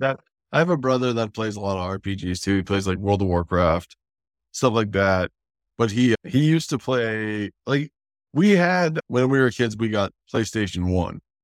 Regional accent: North Dakota, United States; my hometown, I'm from North Dakota

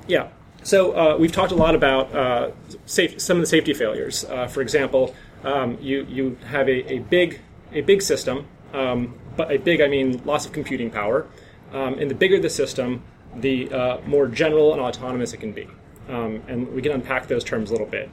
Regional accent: North Dakota, United States; now in San Francisco, United States; I'm from North Dakota

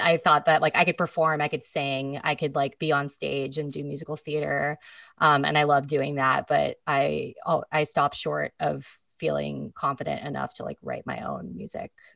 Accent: Petaluma, California, United States; also born or lived in Marin County, California / San Francisco, California / Seattle, Washington; growing up in Petaluma

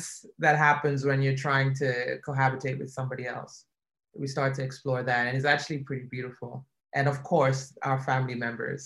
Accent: Nigeria; moved away; my experience growing up in Nigeria

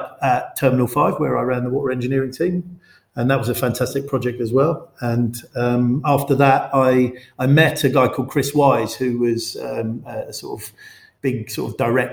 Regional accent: London, United Kingdom; I grew up in West London.

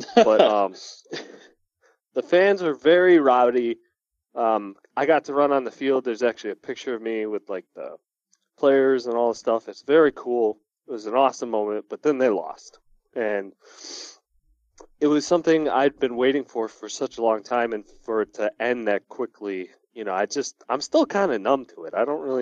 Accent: Oak Lawn, Illinois, United States; I was from Oak Lawn, which was right outside the city.

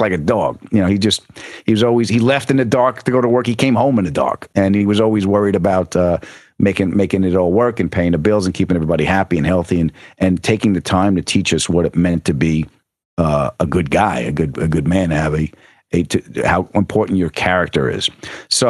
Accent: Huntington, New York, United States; also born or lived in Queens; I was born in Queens and raised in Huntington, Long Island.

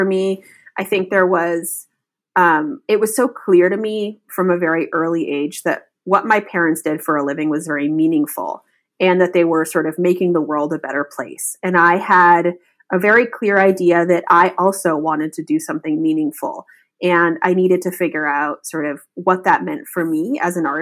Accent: Berkeley, California, United States; As a little girl, I grew up in the Bay Area in California.

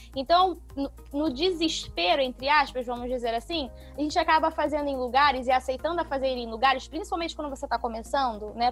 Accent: Rio de Janeiro, Brazil; accent: meio acariocado (carioca-ish); o meu jeito de entregar piada que é meio acariocado

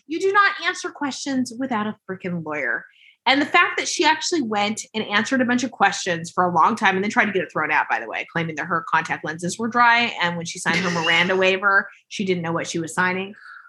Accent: Utah, United States; growing up in Utah, we're just a bunch of ignoramuses in terms of, at least when you're my age or close to it. And all of these ladies are around my age. They're in their late 40s. And when we were growing up, there was hardly any diversity.

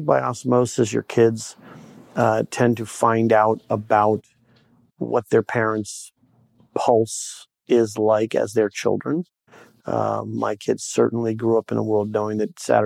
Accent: Bay Area, California, United States; now in Maryland, United States; I grew up in the Bay Area in California, left in the mid-70s, been in Maryland ever since

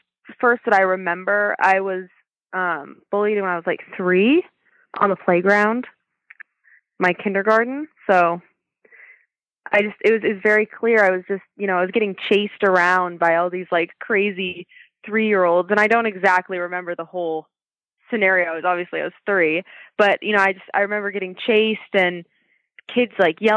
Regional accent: Oregon, United States; I'm born and raised in Oregon

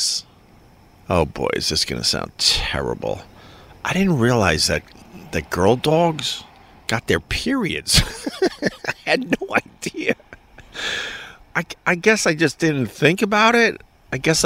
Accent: Long Island, New York, United States; now in New York City, United States; when I was growing up on Long Island with the 7, 8, 9 kids

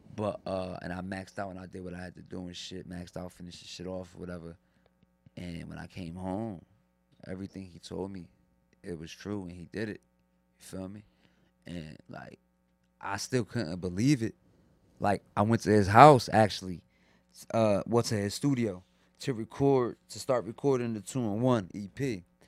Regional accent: Long Branch, New Jersey, United States; also born or lived in Neptune, New Jersey / Asbury Park, New Jersey; I'm originally from Long Branch, New Jersey and shit, but I grew up out there, Neptune, Asbury and shit, but I'm from Long Branch

